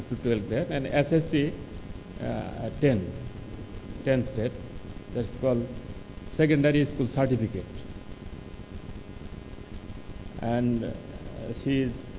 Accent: Bangladesh; I come from Bangladesh and now I live in Mymensingh, one of the districts of Bangladesh.

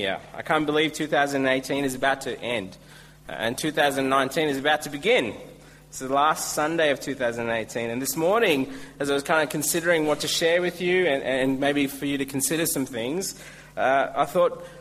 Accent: India; now in Australia; I'm Indian

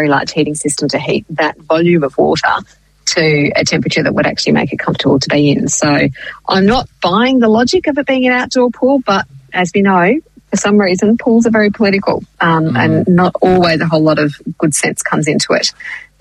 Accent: Clifton Springs, Victoria, Australia; I grew up in Clifton Springs for my sort of primary school and high school years

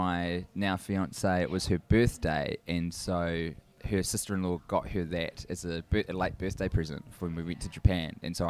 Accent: New Zealand; from New Zealand

